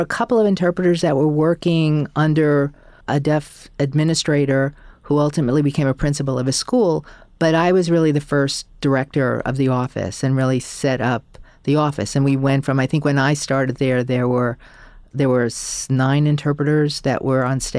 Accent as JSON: {"language": "English", "region": "New York", "country": "United States", "said": "I think, you know, especially I'm a New Yorker, and especially in a city like New York, which is so big and vast"}